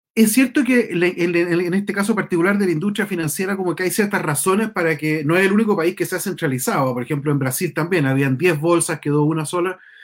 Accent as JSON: {"language": "Spanish", "town": "San Javier", "region": "Maule", "country": "Chile", "moved": "yes", "lives_now": "Santiago, Chile", "said": "yo soy de San Javier"}